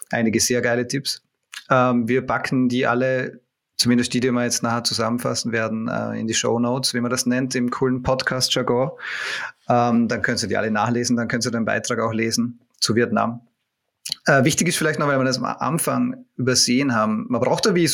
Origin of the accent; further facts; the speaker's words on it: Vorarlberg, Austria; now in Vienna, Austria; Vor allem als Vorarlberger, vor allem als Vorarlberger.